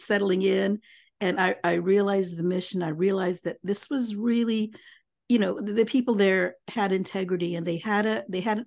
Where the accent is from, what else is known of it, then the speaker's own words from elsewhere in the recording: Kansas, United States; moved away as an adult; now in Hawaii, United States; I am a Filipino, born and raised in the Midwest in Kansas